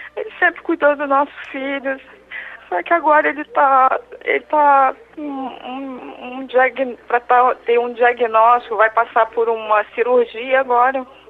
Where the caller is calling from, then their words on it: Rio de Janeiro, Brazil; Eu falo do Rio de Janeiro.